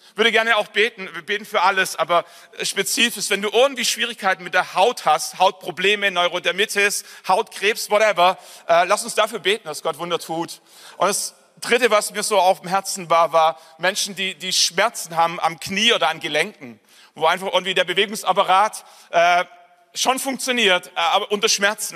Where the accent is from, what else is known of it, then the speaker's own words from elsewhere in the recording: Nördlingen, Bavaria, Germany; ich komme, wie gesagt, aus Nördlingen. Das ist eine Kleinstadt